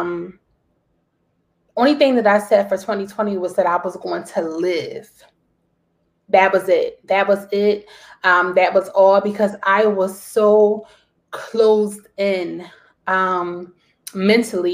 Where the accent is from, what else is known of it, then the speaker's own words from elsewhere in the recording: Jamaica; accent: Jamaican; my Jamaican accent